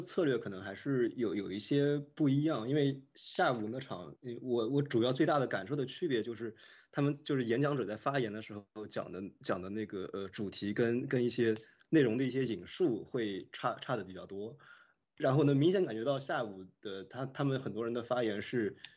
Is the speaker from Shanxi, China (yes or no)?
no; Nanjing, Jiangsu, China; moved away as an adult; now in United States; 当时我是在南京念高中